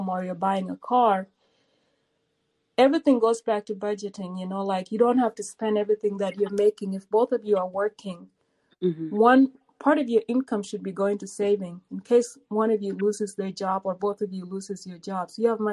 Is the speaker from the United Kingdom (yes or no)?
no; South Sudan; now in United States; I'm a South Sudanese